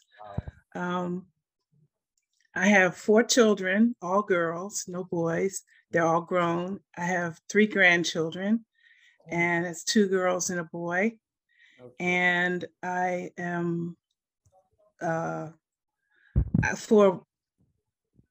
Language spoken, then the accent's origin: English; Washington, District of Columbia, United States; moved away; also born or lived in Maryland; I was born and raised in Washington, D.C., and I moved to Maryland later on.